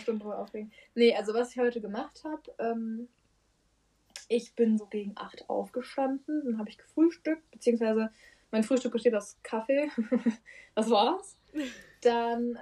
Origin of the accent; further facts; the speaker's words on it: Frankfurt, Hesse, Germany; also born or lived in Würzburg; wir kommen beide aus Frankfurt